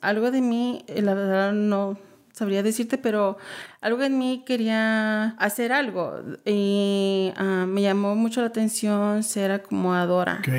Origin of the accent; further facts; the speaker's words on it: Dallas, Texas, United States; also born or lived in Garland, Texas; soy ah, hija de Agustín y María Sánchez, que vienen de Michoacán, mm. pero yo soy nacida aquí en Dallas